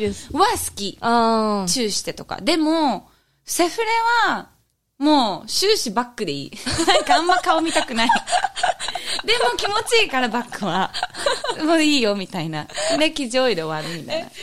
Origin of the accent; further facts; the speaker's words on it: Japan; moved away as an adult; also born or lived in Cebu, Philippines; 日本生まれ育ち